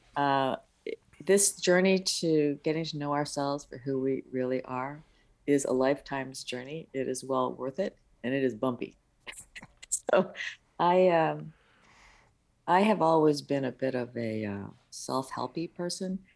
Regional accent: upstate New York, United States; English is a second language; my parents were from overseas. Uh, my dad's from the mainland and my mom is from Hong Kong. So we were first generation born in the States in upstate New York

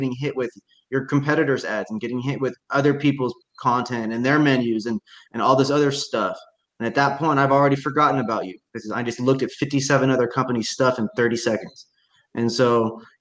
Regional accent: Indiana, United States; now in Washington, United States; I grew up in Indiana

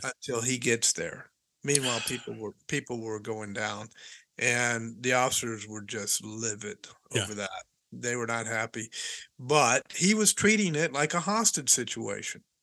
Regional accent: Hendersonville, Tennessee, United States; moved away as an adult; also born or lived in Nashville, Tennessee; I was born in Baptist Hospital in Nashville, Tennessee. Raised, yeah. raised. I my my first three years we were in we lived in Nashville, mm-hmm. and then uh, moved to Hendersonville, Tennessee

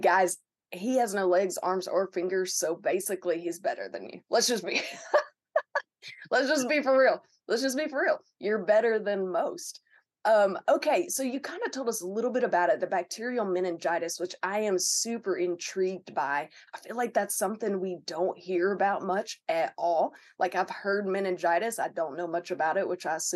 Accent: Arkansas, United States; we're both from Arkansas.

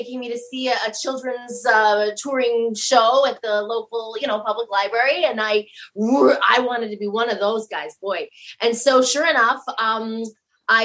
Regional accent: Denver, Colorado, United States; I was born on the coldest day of the year in Denver, Colorado.

